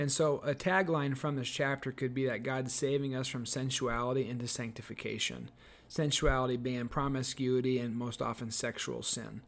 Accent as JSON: {"language": "English", "country": "United States", "said": "as American Christians"}